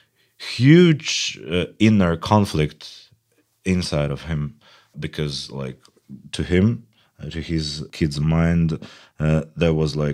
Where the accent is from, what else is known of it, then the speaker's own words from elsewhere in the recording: Irkutsk, Irkutsk Oblast, Russia; now in Moscow, Russia; I was born and raised in Siberia, in Irkutsk